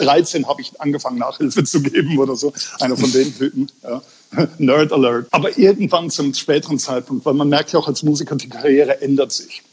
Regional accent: Bavarian Forest, Germany; moved away; aus dem Bayerischen Wald, also Südostbayern, wo ich herstamme

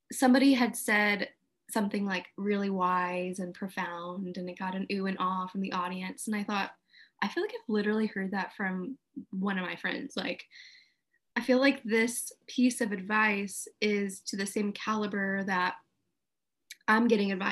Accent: Houston, Texas, United States; moved away as an adult; also born or lived in Redding; now in Houston, United States; I grew up in Houston, have a couple of different friend groups here

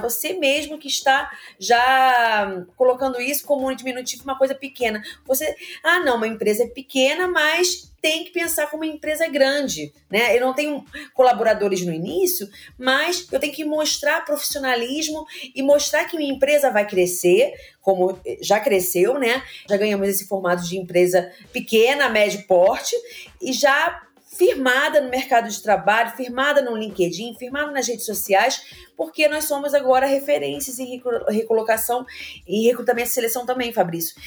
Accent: Rio de Janeiro, Brazil; also born or lived in Engenho de Dentro, Rio de Janeiro; Eu também morei no Meia. Eu estudei no Educo CPS, no Baiense

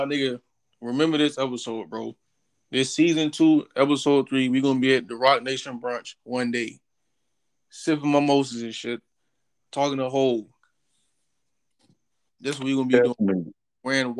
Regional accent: Georgia, United States; I'm from Georgia, bro.

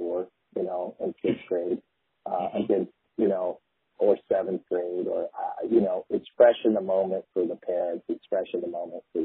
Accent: Midwest, United States; now in Medford, United States; as a kid growing up in the Midwest

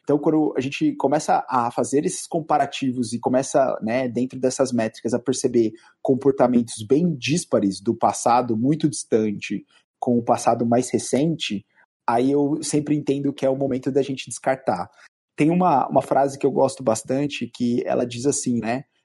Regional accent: Bauru, São Paulo, Brazil; sou de Bauru, né? Originário de Bauru

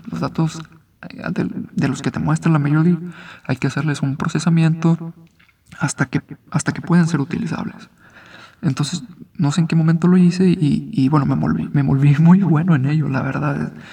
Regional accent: Mexico; also born or lived in Guadalajara; soy mexicano

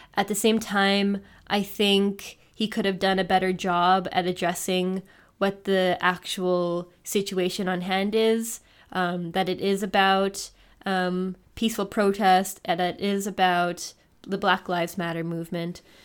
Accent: Canada; now in Germany; I'm Canadian

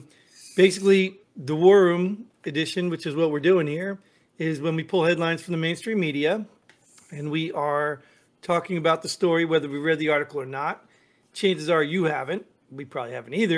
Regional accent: New Jersey, United States; I grew up in Jersey

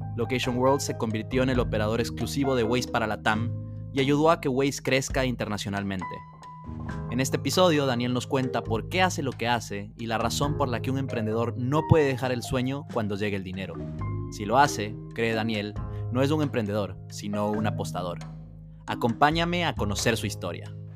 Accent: Ecuador; yo que crecí en Ecuador

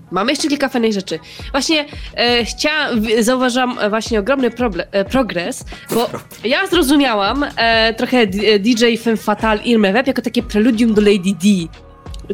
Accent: Radom, Masovian Voivodeship, Poland; moved away as an adult; now in Kraków, Poland; mieszkam w Krakowie, a oryginalnie jestem z Radomia

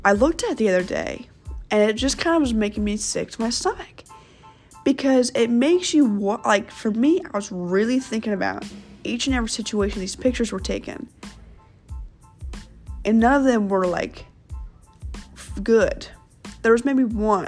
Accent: Kansas City, United States; also born or lived in St. Louis, Missouri; when I moved from St. Louis to Kansas City, when I was in, second grade

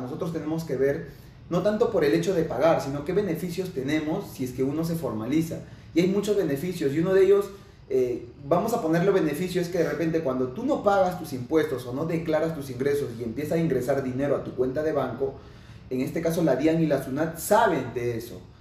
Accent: Lima, Peru; Yo soy de Lima, Perú

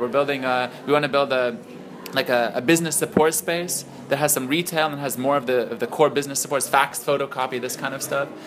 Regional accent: Silicon Valley, California, United States; moved away as an adult; now in Lebanon; I grew up in Silicon Valley

